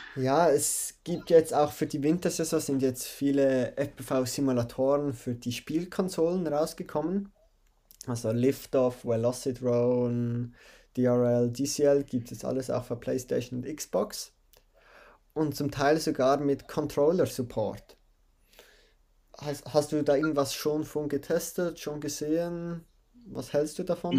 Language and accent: German; Switzerland; bei uns in der Schweiz